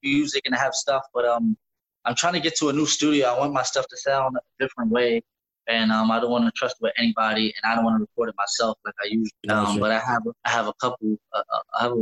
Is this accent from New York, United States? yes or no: yes; New York City, New York, United States; we're from East New York